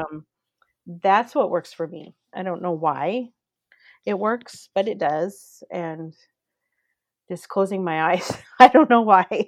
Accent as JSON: {"language": "English", "town": "Coeur d'Alene", "region": "Idaho", "country": "United States", "tie": "born or raised there", "said": "I grew up in Coeur d'Alene, Idaho"}